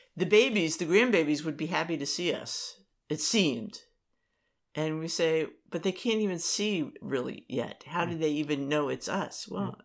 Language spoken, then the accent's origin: English; Maryland, United States; We did not pay attention to them.